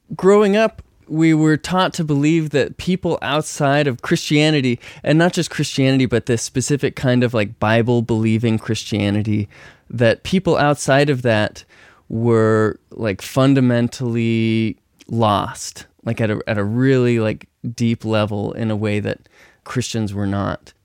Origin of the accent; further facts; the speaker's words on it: Texas, United States; I grew up in Texas